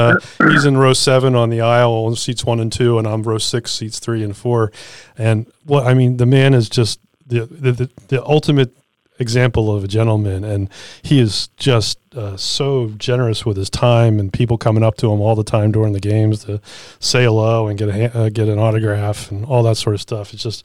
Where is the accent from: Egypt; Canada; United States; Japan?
United States; Philadelphia, Pennsylvania; moved away; I was from Philadelphia. I grew up in Philadelphia.